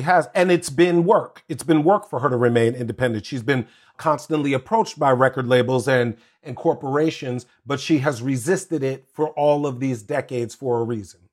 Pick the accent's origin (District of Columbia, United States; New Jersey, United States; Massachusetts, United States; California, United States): District of Columbia, United States; Washington; also born or lived in Maryland / Virginia; all of my life, growing up in Washington, D C, Maryland, Virginia area